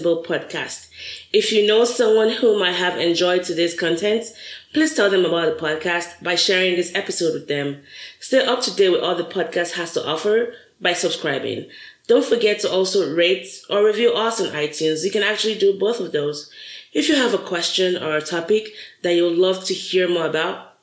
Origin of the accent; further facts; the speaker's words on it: Lagos, Nigeria; also born or lived in Boston; now in Texas, United States; I grew up in Lagos